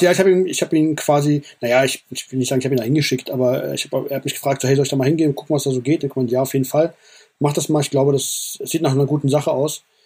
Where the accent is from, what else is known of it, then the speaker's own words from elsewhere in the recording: Frankfurt, Hesse, Germany; ich bin Frankfurter, hier hat alles angefangen